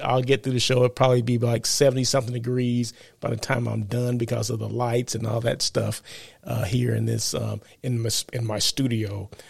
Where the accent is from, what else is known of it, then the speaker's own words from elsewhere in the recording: Blythe, California, United States; now in Los Angeles, United States; growing up in Blythe, uh, where one hundred and ten degrees